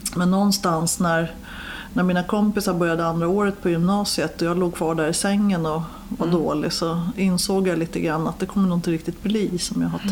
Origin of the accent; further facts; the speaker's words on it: Stockholm, Stockholm County, Sweden; jag är uppväxt i de södra förorterna, i Årsta